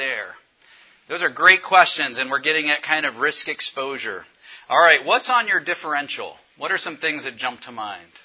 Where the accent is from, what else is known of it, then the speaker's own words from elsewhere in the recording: Cincinnati, Ohio, United States; I'm from Cincinnati, Ohio. I work at University of Cincinnati